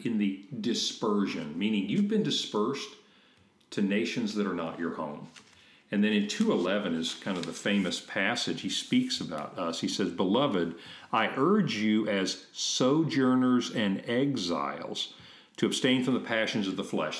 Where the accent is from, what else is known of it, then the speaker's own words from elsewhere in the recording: United States; we grew up in America, in this tiny little bubble of history